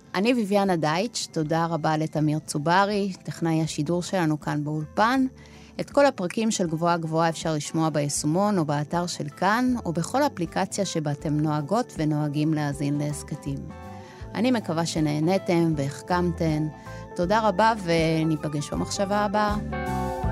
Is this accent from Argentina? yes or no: yes; Argentina; Hebrew is a second language; now in Israel; אני מארגנטינה